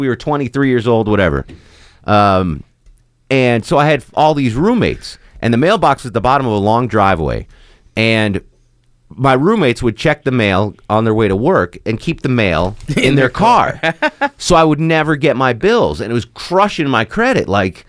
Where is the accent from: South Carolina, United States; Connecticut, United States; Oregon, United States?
Connecticut, United States; So we're all raised in different backgrounds. I grew up in Connecticut.